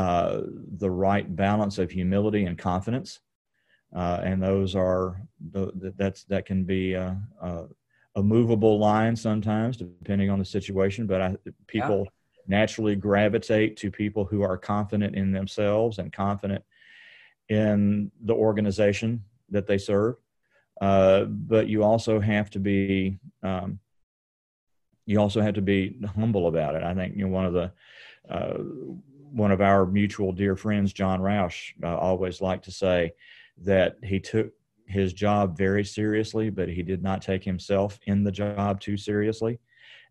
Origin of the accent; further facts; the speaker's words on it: Hopkinsville, Kentucky, United States; Hopkinsville, which is in western Kentucky, in far western Kentucky